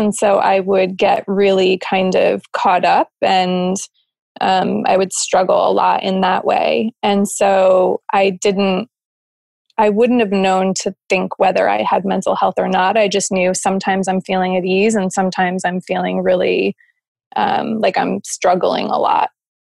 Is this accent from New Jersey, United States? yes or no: yes; New Jersey, United States; moved away as an adult; also born or lived in Arizona; I was probably about 20, and I moved out west with my friends. So I moved from New Jersey to Arizona, which was a pretty big difference.